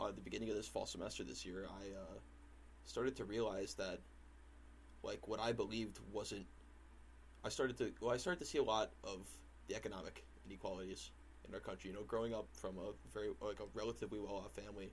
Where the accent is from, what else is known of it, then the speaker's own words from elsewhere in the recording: Waconia, Minnesota, United States; growing up in Waconia, Minnesota, I grew up with my father